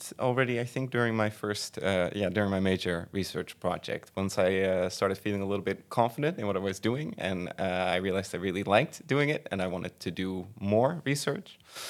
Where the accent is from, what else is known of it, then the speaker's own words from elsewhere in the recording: Veghel, North Brabant, Netherlands; I am from Brabant, from Veghel